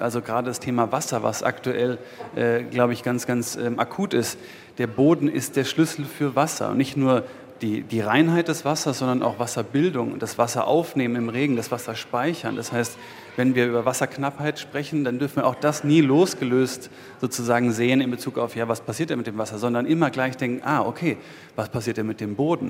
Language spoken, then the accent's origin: German; East Brandenburg, Germany; wenn ich dort groß geworden bin und das meine Heimat ist